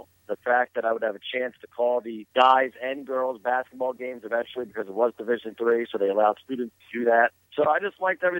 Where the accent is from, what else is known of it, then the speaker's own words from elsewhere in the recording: Philadelphia, Pennsylvania, United States; Growing up in the Philadelphia area, I always loved Harry Cow.